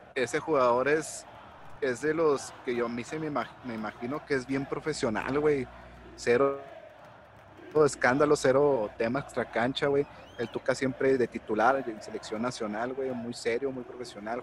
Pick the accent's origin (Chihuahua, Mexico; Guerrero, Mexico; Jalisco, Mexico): Chihuahua, Mexico; Ciudad Juárez; yo vengo de, visita de Ciudad Juárez